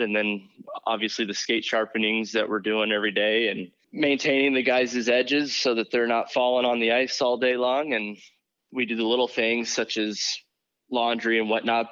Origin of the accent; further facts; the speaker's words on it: Bloomington, Illinois, United States; moved away as an adult; now in Syracuse, United States; I'm from Bloomington, Illinois